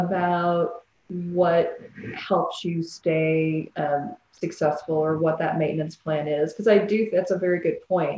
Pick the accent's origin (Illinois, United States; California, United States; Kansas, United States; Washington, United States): Illinois, United States; I was born and lived in Illinois a lot of my life